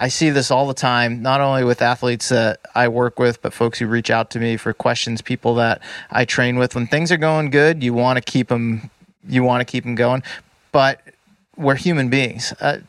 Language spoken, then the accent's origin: English; East Coast, United States; I mean, we're both from the East Coast originally.